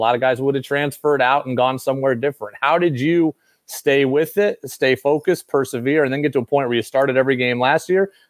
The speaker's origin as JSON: {"language": "English", "town": "Albany", "region": "New York", "country": "United States", "tie": "born or raised there", "said": "I grew up in Albany also"}